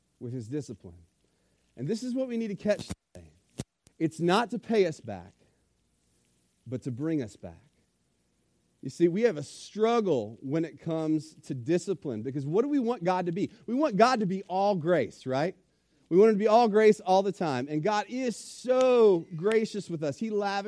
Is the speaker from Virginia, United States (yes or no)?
yes; Richmond, Virginia, United States; I grew up in Richmond, Virginia, on the north side of town